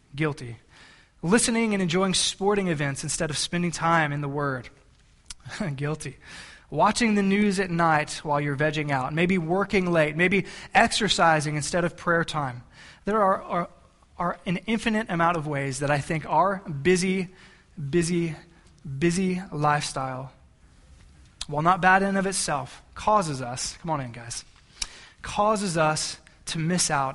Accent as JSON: {"language": "English", "region": "South Texas", "country": "United States", "tie": "born or raised there", "said": "I grew up in South Texas, right by the ocean"}